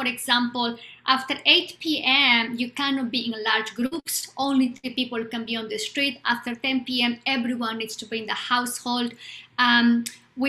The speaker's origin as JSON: {"language": "English", "country": "Bolivia", "tie": "born or raised there", "second_language": "English", "moved": "yes", "lives_now": "United States", "said": "I was born in Bolivia at the time of the dictatorship, in the middle of a dictatorship."}